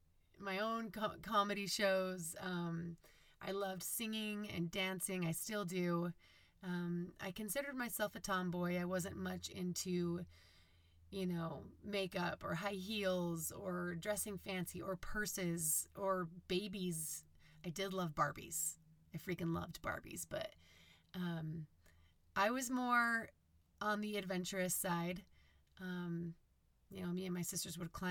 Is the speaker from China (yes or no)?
no; Holladay, Utah, United States; we grew up in Holiday, Utah, which is just near Salt Lake City